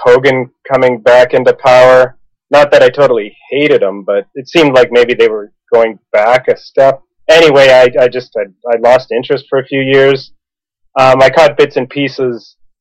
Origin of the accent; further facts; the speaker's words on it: Calgary, Alberta, Canada; now in Vancouver, Canada; I'm living in Vancouver now, uh, but I grew up in Calgary